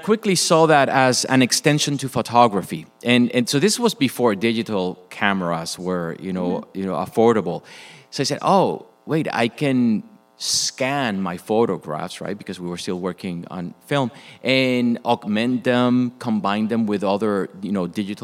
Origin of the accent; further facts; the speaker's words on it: Puerto Rico; moved away as an adult; also born or lived in Michigan; Was born and raised in Puerto Rico.